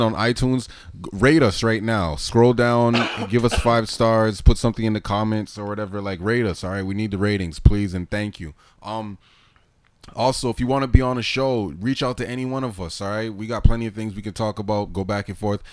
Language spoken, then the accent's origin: English; New York, United States; Brooklyn, man. That's where niggas is from